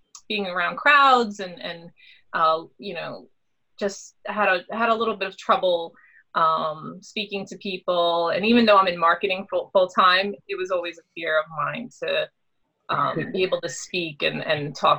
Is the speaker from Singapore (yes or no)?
no; Brooklyn, New York, United States; now in Long Island, United States; Growing up in Brooklyn